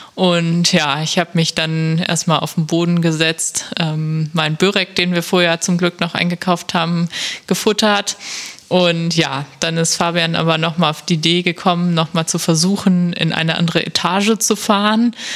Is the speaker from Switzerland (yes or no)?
no; Germany; ein Ort, der gar nicht so weit ist von meiner Heimat